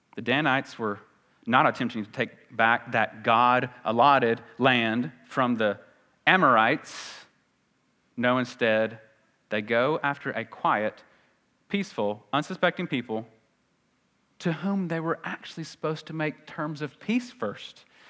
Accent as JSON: {"language": "English", "region": "the South", "country": "United States", "accent": "Southern"}